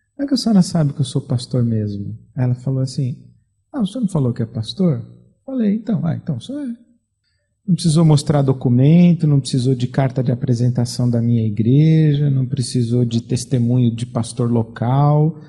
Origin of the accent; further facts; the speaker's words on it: Brazil; sou pastor, vim do Brasil